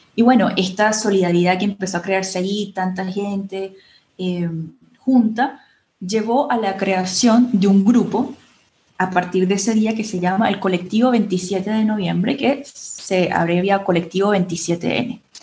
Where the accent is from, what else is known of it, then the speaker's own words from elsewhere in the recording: Venezuela; Felipe y yo, eh, por supuesto, somos del Caribe, somos venezolanos